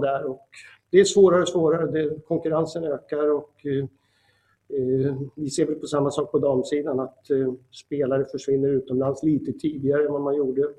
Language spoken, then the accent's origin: Swedish; Sweden; also born or lived in Uppsala; jag är liksom svensk